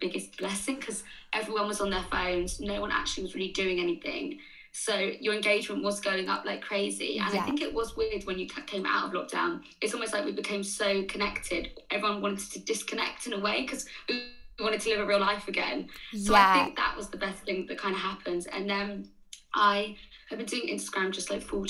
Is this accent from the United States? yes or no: no; Surrey, South East England, United Kingdom; moved away as an adult; now in London, United Kingdom; I'm originally from Surrey, but I live in London now.